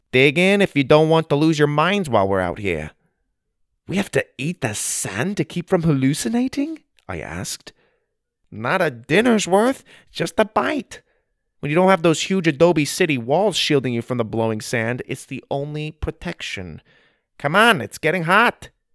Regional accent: Arizona, United States; I grew up in Arizona, so I am familiar with the desert

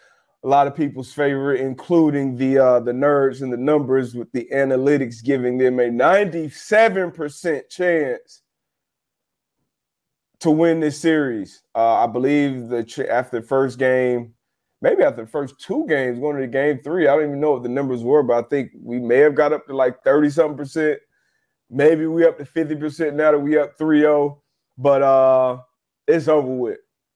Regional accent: Miami, Florida, United States; I'm going with my hometown Heat.

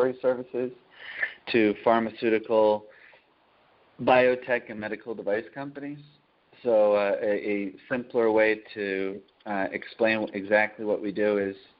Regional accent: Taunton, Massachusetts, United States; I grew up in Taunton, Massachusetts

